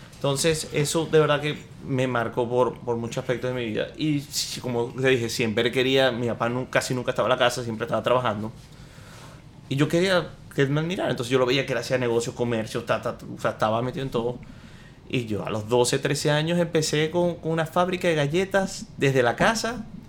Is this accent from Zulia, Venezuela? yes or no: yes; Maracaibo, Zulia, Venezuela; now in United States; yo soy de Maracaibo, de Venezuela. Eh, nací en Estados Unidos.